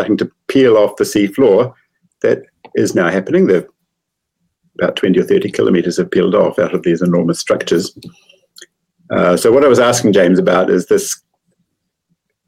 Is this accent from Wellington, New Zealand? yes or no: no; Christchurch, Canterbury, New Zealand; also born or lived in Pasadena, California; I'm from Christchurch, and I studied mathematics at Canterbury